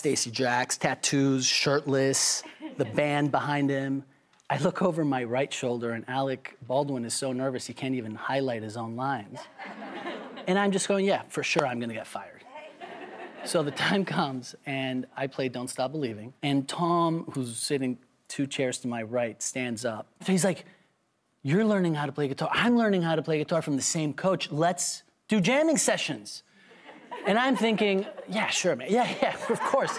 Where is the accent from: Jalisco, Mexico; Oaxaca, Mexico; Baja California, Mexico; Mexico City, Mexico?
Mexico City, Mexico; I'm from Mexico City